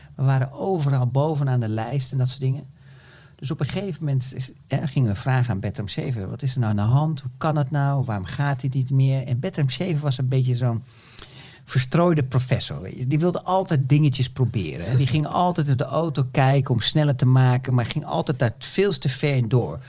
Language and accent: Dutch; Netherlands